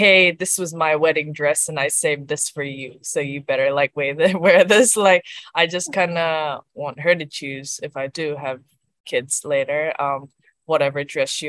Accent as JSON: {"language": "English", "country": "New Zealand", "also_born_or_lived": "South Korea", "said": "having that South Korean background. and being a Kiwi right now. So if I was one or the other, that wouldn't make me, because I am like a Koi, like a Korean Kiwi."}